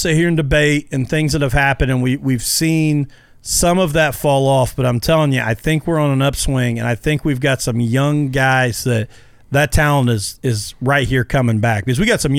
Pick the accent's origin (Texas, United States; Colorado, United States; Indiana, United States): Indiana, United States; Mitchell; I grew up in Mitchell. And he laughed, and he said, you know, who's your favorite driver? And I said, can you be from Mitchell, Indiana, and not be a Kevin Briscoe fan?